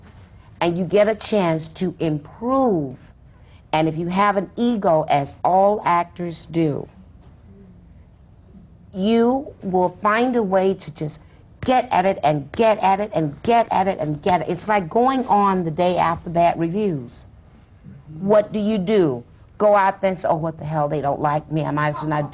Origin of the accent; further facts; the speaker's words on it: the South, United States; I'm from the South